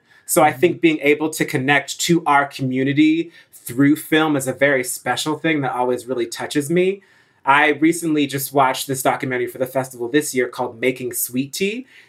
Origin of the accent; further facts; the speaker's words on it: New Jersey, United States; I haven't even grown up in the South. I grew up in North Jersey